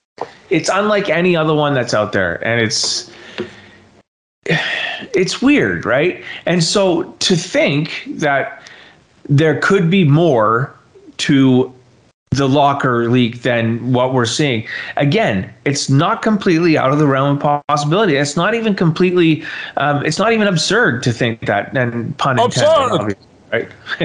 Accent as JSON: {"language": "English", "country": "Ireland", "said": "Okay, so being an Irish kid as well, I should be saying I like them, but I don't."}